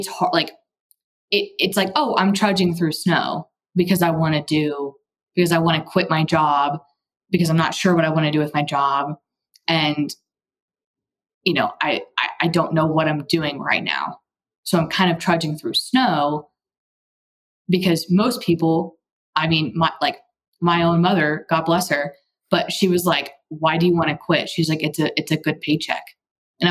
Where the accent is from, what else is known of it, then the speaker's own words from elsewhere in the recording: Texas, United States; I'm from Texas and have taken Spanish in college and high school